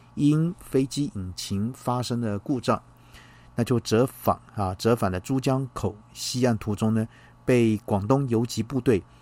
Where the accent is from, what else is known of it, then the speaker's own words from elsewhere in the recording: Taiwan; 我们台湾人民